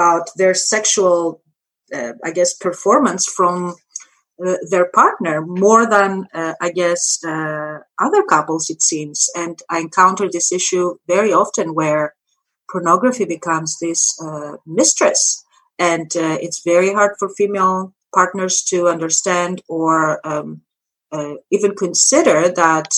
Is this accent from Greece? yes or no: yes; Greece; now in United States; I come from Greece, Europe.